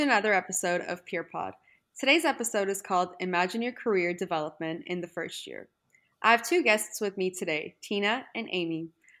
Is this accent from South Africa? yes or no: no; Canada; now in Sydney, Australia; I'm also living with my best friend. We're from Canada.